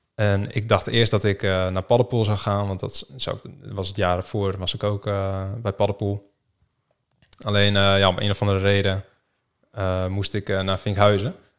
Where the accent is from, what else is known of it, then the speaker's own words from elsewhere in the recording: Rode, Netherlands; moved away as an adult; also born or lived in Harderwijk / Groningen; geboren in Harderwijk in het ziekenhuis toen eh, ben ik eh, na drie dagen eh, opgehaald door mijn pleegouders uit het ziekenhuis. Ja. Naar Rode. daar heb ik eigenlijk mijn hele jeugd gewoond.